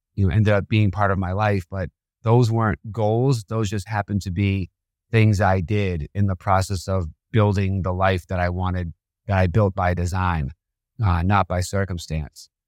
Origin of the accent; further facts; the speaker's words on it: Boston, Massachusetts, United States; I was a criminal growing up in Boston in my teenage years